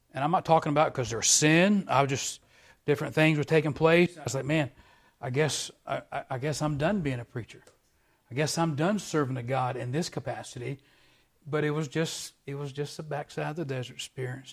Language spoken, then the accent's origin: English; Virginia, United States; now in Wyoming, United States; I grew up in Virginia, but I've been out in Wyoming for twenty years almost